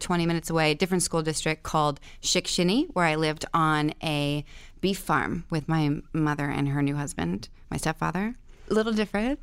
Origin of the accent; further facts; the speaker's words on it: Benton, Pennsylvania, United States; also born or lived in Shickshinny, Pennsylvania; I was born in Pennsylvania